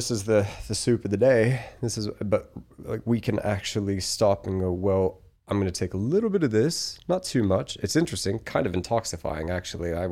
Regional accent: Colorado, United States; also born or lived in Australia; I I moved to Australia. So I'm from Colorado originally. I lived in Australia for 14 years. That's why my accent is a mess.

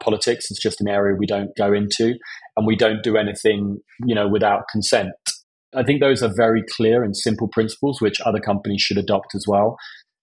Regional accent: Essex, East of England, United Kingdom; I grew up in Essex

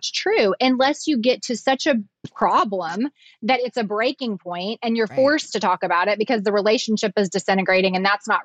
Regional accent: the South, United States; accent: southern

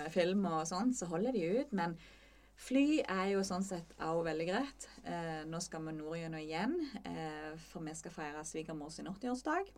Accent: Møre og Romsdal, Norway; also born or lived in Molde; now in Jæren, Norway; jeg er fra Møre og Romsdal

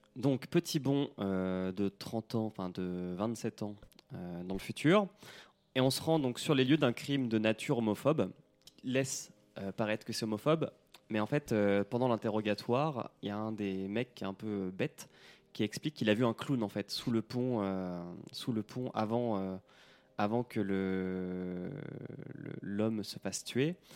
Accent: Normandy, France; chez moi en Normandie

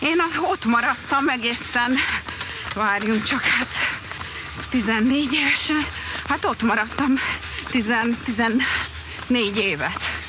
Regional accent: Brazil; born there; így alakult, hogy Brazíliába születtem, mert akkor ott élt, úgyhogy Úgyhogy igen, ott kezdtük

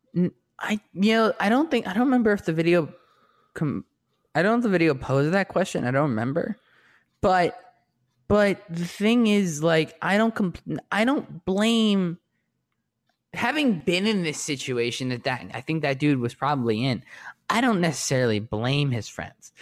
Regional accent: New York, United States; now in Los Angeles, United States; I'm from New York

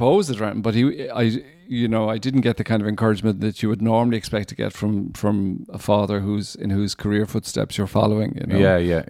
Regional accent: Ireland; he was a Protestant from Northern Ireland, and I was a Catholic from Republic of Ireland.

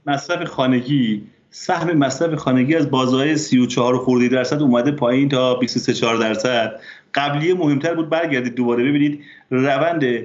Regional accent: border village near Azerbaijan, Namin county, Ardabil Province, Iran; من به عنوان کسی که در روستا نقطه صفر مرزی بزرگ شدم

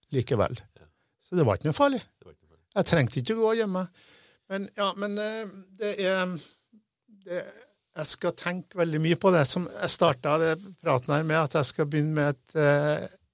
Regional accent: Namsos, Trøndelag, Norway; first language Norwegian; moved away as an adult; Jeg vokste opp i Namsos. Så flytta jeg herfra da jeg var 20.

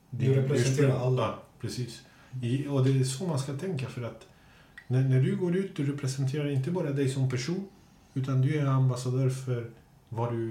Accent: Kista, Stockholm County, Sweden; jag är från Kista, gängen i Kista

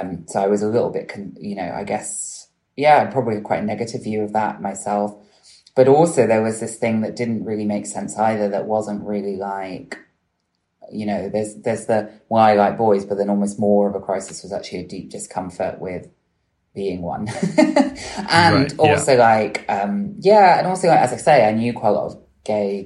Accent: Bristol, South West England, United Kingdom; I grew up in Bristol

